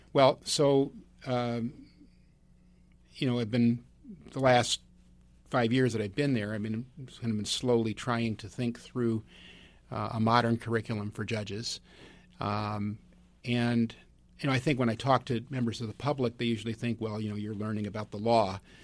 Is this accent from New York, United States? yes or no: no; Northern California, United States; I'm from Northern California